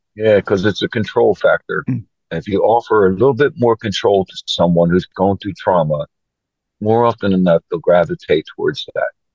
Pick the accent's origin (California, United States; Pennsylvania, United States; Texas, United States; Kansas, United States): Pennsylvania, United States; Philadelphia; moved away as an adult; also born or lived in Oregon; now in United Kingdom; I grew up in Philadelphia, Pennsylvania